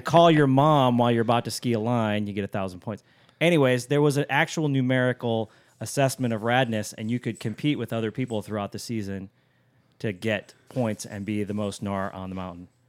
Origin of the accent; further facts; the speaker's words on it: Alaska, United States; a boy growing up in Alaska